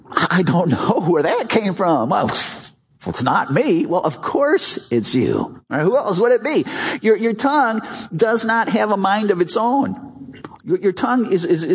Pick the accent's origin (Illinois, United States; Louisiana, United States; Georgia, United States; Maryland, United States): Illinois, United States; Chicago; When I was a little boy, I grew up in Chicago